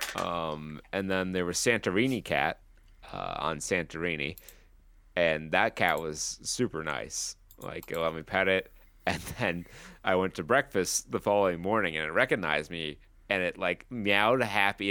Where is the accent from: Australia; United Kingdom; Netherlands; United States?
United States